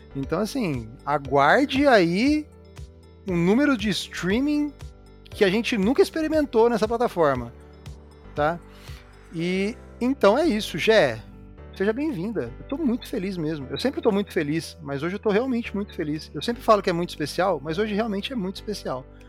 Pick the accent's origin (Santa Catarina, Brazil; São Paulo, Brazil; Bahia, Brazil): São Paulo, Brazil; interior of; now in São Paulo, Brazil; eu sou do interior de São Paulo e eu vim para a capital